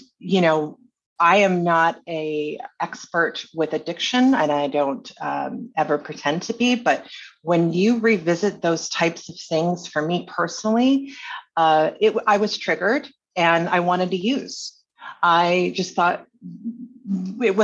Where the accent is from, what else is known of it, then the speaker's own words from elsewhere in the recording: Honolulu, Hawaii, United States; moved away; also born or lived in Burlingame, California; I grew up in Waikiki and I was an adult entertainer.